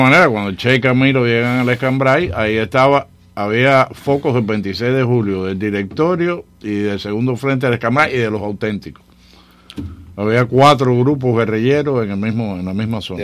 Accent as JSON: {"language": "Spanish", "country": "Cuba", "tie": "born or raised there", "moved": "yes", "lives_now": "Miami, United States", "said": "yo crecí con primos allá en la Sierra Maestra"}